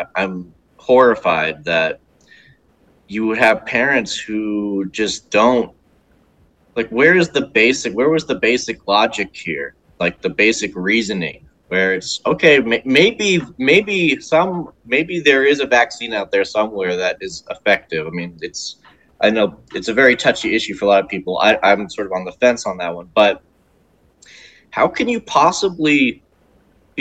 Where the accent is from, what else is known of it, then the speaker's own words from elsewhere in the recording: United States; as an American